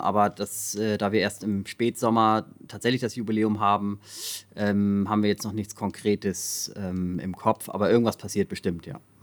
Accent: Hamburg, Germany; ich bin halt am Rand von Hamburg irgendwie aufgewachsen

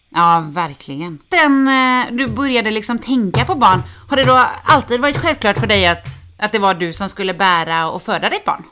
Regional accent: Sweden; Jag kommer från Hörne

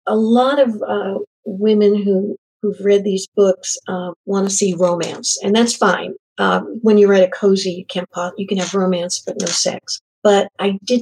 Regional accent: New England, United States; moved away; Originally, I'm from New England.

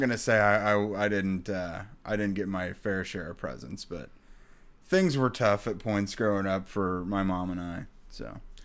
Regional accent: Indiana, United States; I grew up in Indiana

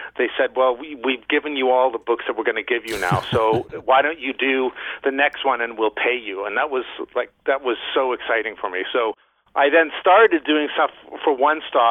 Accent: Canada; moved away as an adult; also born or lived in Mexico / Barcelona, Spain; I'm from Canada

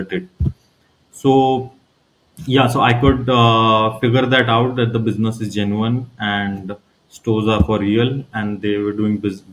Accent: Ranchi, Jharkhand, India; moved away; I am originally from Ranchi, which is the capital of Jharkhand

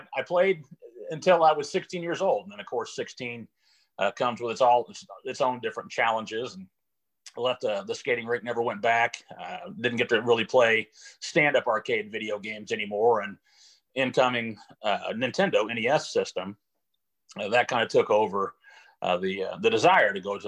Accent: Jefferson City, Missouri, United States; I was born and raised in Jefferson City, Missouri

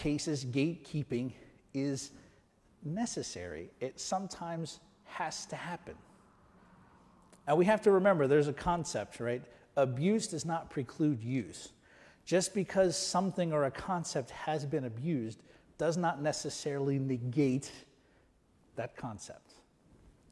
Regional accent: United States

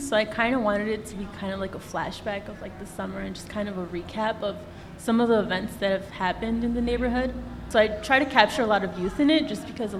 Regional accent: Chicago, Illinois, United States; I grew up in Back of the Yards, and I went away for college, and when I came back, I realized how much Back of the Yards as a whole has shaped me and who I am.

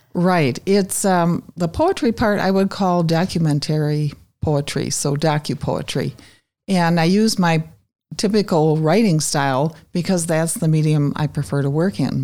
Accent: Wausau, Wisconsin, United States; now in Green Bay, United States; I grew up in Wausau

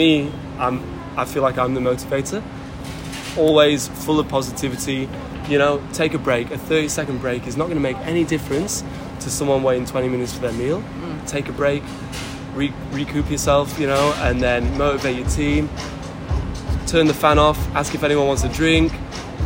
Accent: Leeds, Yorkshire and the Humber, United Kingdom; moved away as an adult; now in Australia; I'm from Leeds, in the north of England.

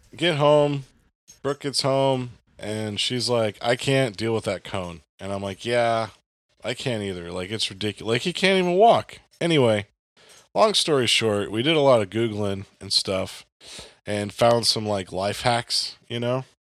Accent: the South, United States; also born or lived in the North; now in Southern Illinois, United States; I'm from the South

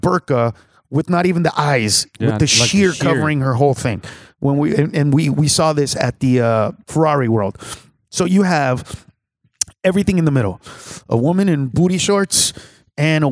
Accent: Honduras; Honduras, Central America

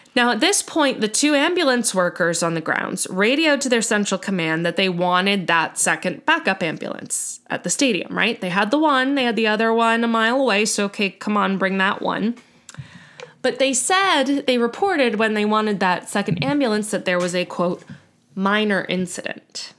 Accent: United States

